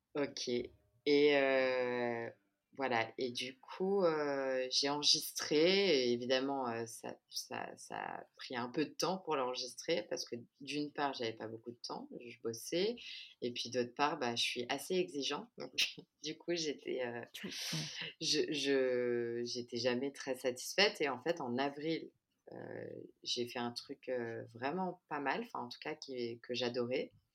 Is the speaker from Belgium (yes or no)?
no; France; moved away as an adult; now in Rio de Janeiro, Brazil; je suis née et j'ai grandi en France, mais ma mère est brésilienne